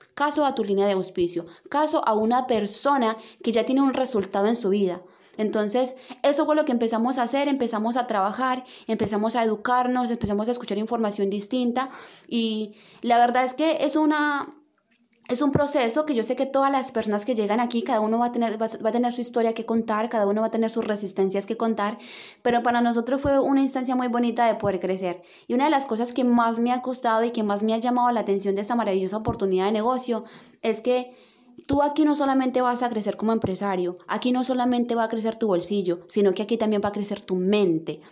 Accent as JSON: {"language": "Spanish", "country": "Colombia", "moved": "as an adult", "lives_now": "Santiago, Chile", "said": "yo en Colombia trabajaba muchísimo"}